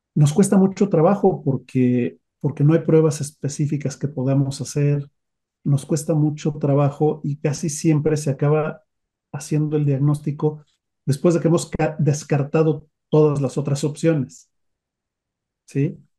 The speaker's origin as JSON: {"language": "Spanish", "country": "Mexico", "said": "En nuestro país"}